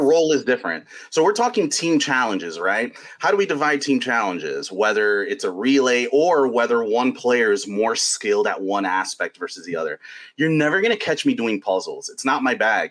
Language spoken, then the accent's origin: English; New York, United States; as a sports fan growing up in New York